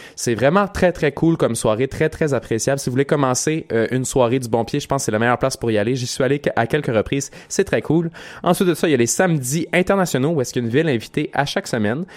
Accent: Quebec, Canada; nous autres, en tant que Québécois

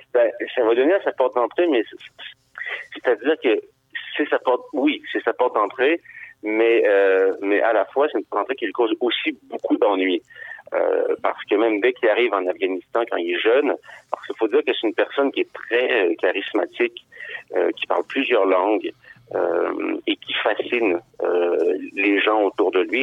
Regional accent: Quebec City, Quebec, Canada; now in Montreal, Canada; moi j'ai grandi, euh, j'ai grandi à Sainte-Foy

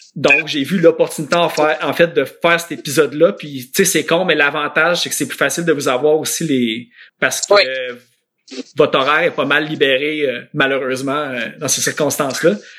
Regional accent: Laval, Quebec, Canada; also born or lived in Verdun, Montreal; je suis née à Verdun, mais à deux mois, j'étais déjà à Sainte-Dorothée

